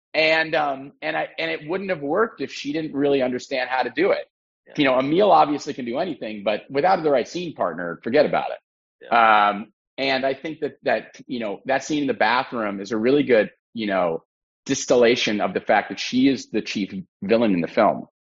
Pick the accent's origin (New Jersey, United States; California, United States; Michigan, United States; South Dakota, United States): California, United States; Los Angeles; I grew up in Los Angeles